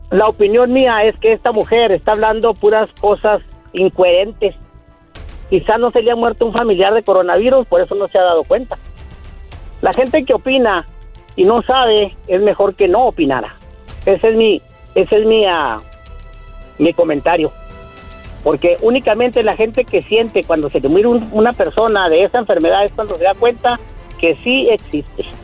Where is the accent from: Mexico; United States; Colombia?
United States; El Paso, Texas; Quiero un saludo para El Paso, Texas, para el Chuco. Yo soy de acá del Chuco, Texas.